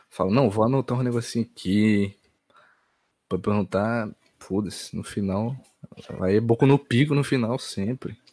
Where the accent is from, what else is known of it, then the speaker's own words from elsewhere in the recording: Ceará, Brazil; eu sou da cidade do, do Leãozinho, mano. Ceará aqui